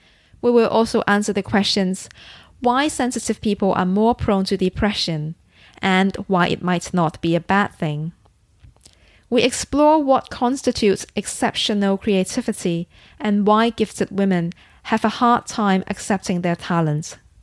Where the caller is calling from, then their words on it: London, United Kingdom; I am calling from London, yes.